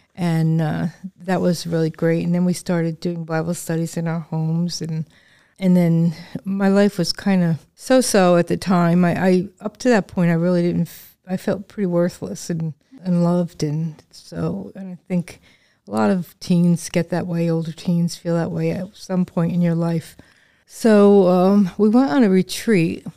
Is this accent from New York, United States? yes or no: no; Northern New Jersey, United States; moved away as an adult; now in Lancaster, United States; I was born in New Jersey